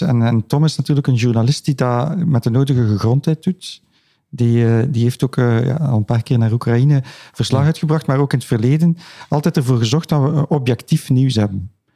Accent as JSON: {"language": "Dutch", "town": "Ghent", "region": "Flanders", "country": "Belgium", "said": "Ik ben zelf een Gentenaar"}